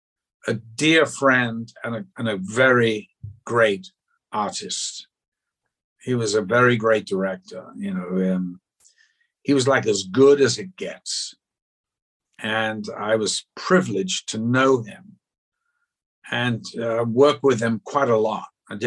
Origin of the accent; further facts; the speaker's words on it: the South, United States; accent: Northern; I went to a public school, there's the other joke, in the South. And so I had my Northern accent beaten out of me very early when I was 11.